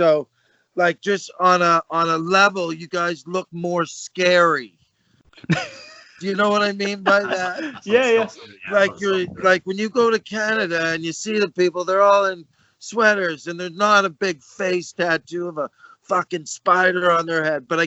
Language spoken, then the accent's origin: English; Birmingham, West Midlands, United Kingdom; Ghetto, I'm from Birmingham